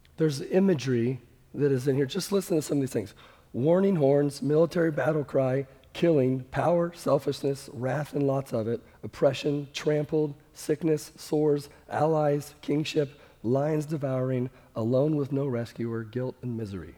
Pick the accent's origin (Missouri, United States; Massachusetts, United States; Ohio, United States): Missouri, United States; Kansas City; I'm from Kansas City